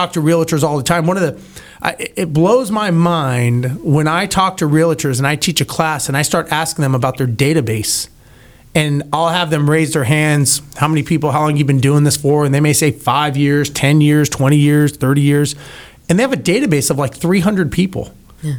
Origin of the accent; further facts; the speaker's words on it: California, United States; now in Houston, United States; growing up in California myself